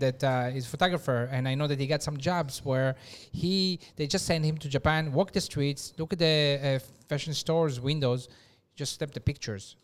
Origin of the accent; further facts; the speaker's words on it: Israel; moved away; I'm from Israel